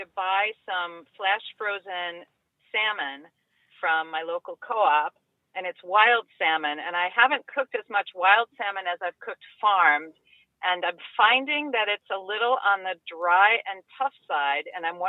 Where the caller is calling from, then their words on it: Hadley, Massachusetts, United States; This is …, and I'm calling from Hadley, Massachusetts.